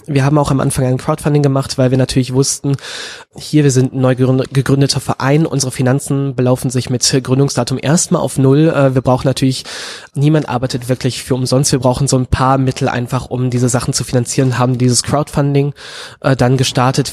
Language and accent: German; Münsterland, North Rhine-Westphalia, Germany; ich bin in Münzland aufgewachsen